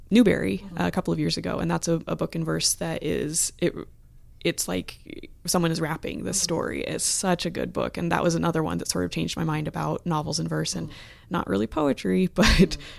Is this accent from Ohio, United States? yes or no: yes; Columbus, Ohio, United States; which Yay. is my hometown, so